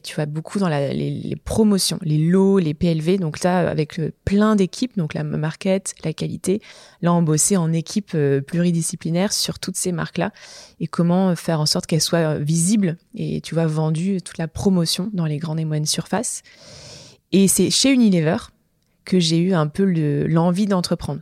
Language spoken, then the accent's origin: French; Montpellier, Occitania, France; moved away as an adult; now in Lyon, France; je suis originaire de Montpellier à la base. Tu vois, j'ai même l'accent qui revient quand je dis Montpellier